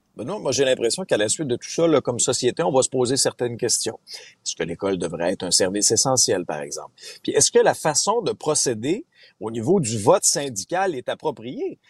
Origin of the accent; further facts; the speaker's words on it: Abitibi, Quebec, Canada; moved away; je viens d'une région, Benoît, tu le sais, moi, j'ai grandi en Abitibi